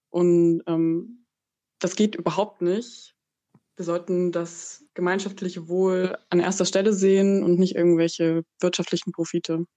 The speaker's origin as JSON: {"language": "German", "area": "Burgenlandkreis", "region": "Saxony-Anhalt", "country": "Germany", "tie": "born or raised there", "lives_now": "Halle, Germany", "said": "Ich komme aus dem Burgenlandkreis. Ähm, ich bin in einer, ja, in einer 2000 Seelen Dorf aufgewachsen"}